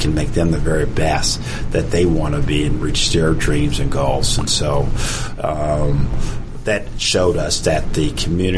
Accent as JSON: {"language": "English", "area": "near Savannah, near Fort Stewart", "region": "Georgia", "country": "United States", "tie": "born or raised there", "said": "I grew up near Savannah, near Fort Stewart, Georgia"}